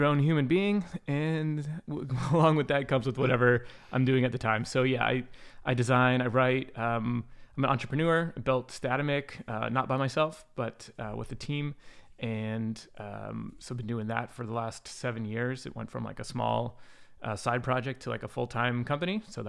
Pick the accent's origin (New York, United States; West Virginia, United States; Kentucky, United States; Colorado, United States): New York, United States; also born or lived in Virginia; I grew up in upstate New York. I was born in Virginia and then moved here in 1990.